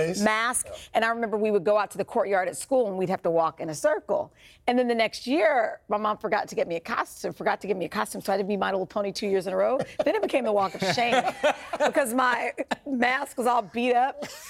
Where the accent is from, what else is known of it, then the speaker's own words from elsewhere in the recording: Kansas, United States; moved away; I'm from Kansas